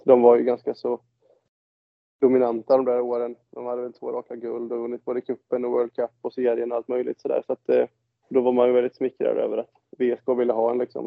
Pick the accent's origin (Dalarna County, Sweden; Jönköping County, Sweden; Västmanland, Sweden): Jönköping County, Sweden; Tranås; jag var en riktig idrottsgrabb när jag var liten hemma i Tranås